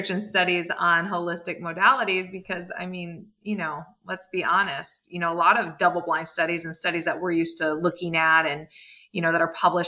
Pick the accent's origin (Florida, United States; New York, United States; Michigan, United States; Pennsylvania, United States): Michigan, United States; East Lansing; I grew up right outside of Michigan State